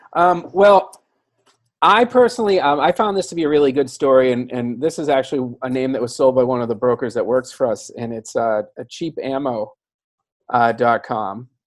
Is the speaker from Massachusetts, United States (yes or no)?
yes; Massachusetts, United States; I'm from Massachusetts.